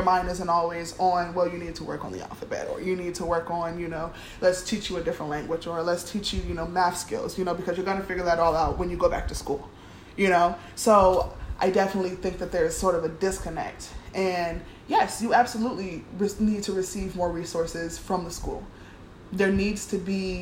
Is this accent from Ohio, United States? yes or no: yes; Cleveland, Ohio, United States; I grew up in Cleveland, Ohio